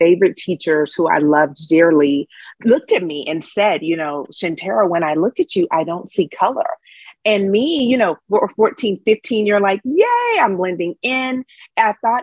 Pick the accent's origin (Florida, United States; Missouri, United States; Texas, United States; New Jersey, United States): Texas, United States; Dallas; I'm from Dallas, Texas